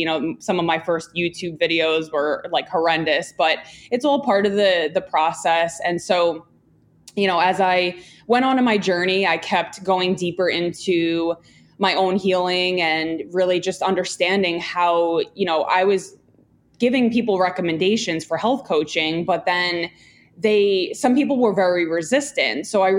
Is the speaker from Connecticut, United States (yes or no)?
no; Long Island, New York, United States; I grew up in Long Island. My dad had a pharmacy and I worked with him for, you know, about 10 years.